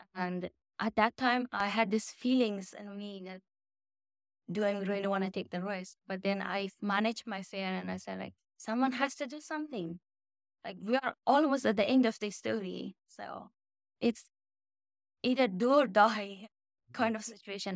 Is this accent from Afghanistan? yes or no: yes; Afghanistan; moved away as an adult; now in United States; when I was growing up in Afghanistan